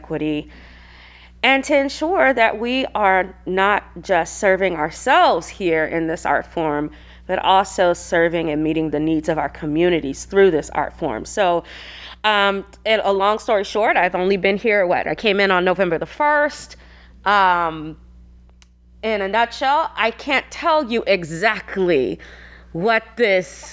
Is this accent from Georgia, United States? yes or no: yes; Atlanta, Georgia, United States; moved away as an adult; also born or lived in Seattle; now in Arizona, United States; I hail from Atlanta, Georgia, born and raised